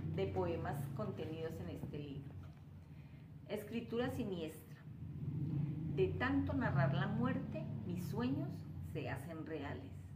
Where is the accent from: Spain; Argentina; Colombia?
Colombia; Cali, Valle del Cauca; soy una escritora caleña en ciernes